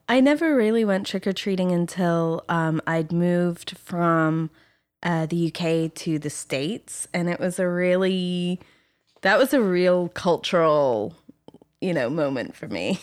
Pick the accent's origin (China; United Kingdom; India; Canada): United Kingdom; England; also born or lived in France; now in Los Angeles, United States; growing up in England and France